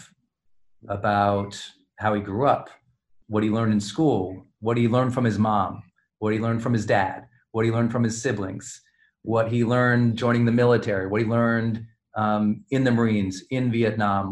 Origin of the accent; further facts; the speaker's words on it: Montana, United States; growing up in Montana